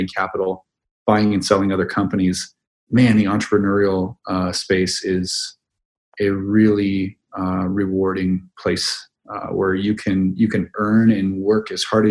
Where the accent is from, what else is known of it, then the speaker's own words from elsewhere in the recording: Midwest, United States; That's how I was raised in the Midwest.